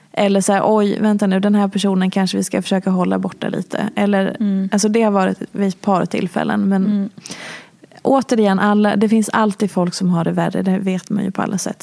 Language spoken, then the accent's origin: Swedish; Hedemora, Dalarna County, Sweden; moved away as an adult; also born or lived in Oslo; now in Stockholm, Sweden; Jag är från lilla Hedemora